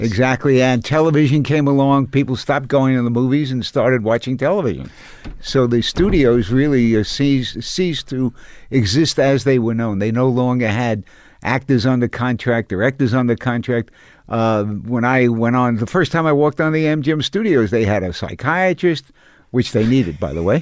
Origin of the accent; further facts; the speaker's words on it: New York City, New York, United States; I came from Coney Island.